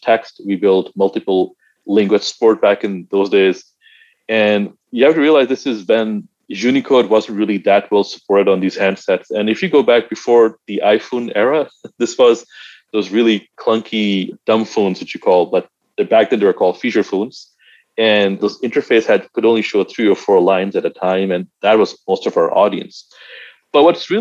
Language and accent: English; Pakistan; I'm originally from Pakistan.